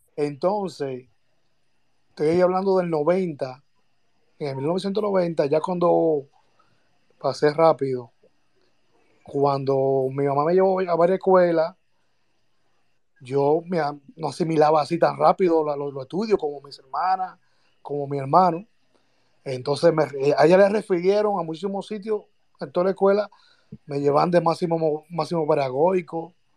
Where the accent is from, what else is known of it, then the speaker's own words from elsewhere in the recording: Santo Domingo Este, Distrito Nacional, Dominican Republic; now in United States; Yo soy de los Minas, vivo ahora en los Estados Unidos, pero a mí me llevaron al colegio eh, San Lorenzo de los Minas